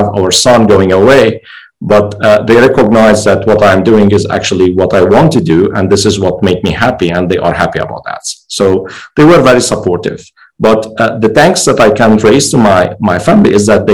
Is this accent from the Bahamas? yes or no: no; Lebanon; moved away; also born or lived in Germany; I'm originally Lebanese. This is where I grew up.